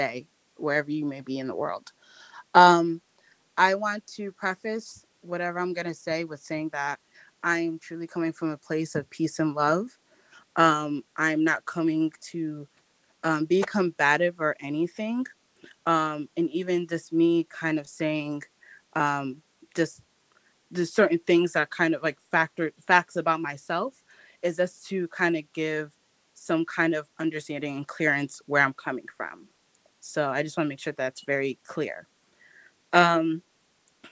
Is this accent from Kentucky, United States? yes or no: no; Rhode Island, United States; moved away; also born or lived in Stone Mountain, Georgia; I'm originally from Rhode Island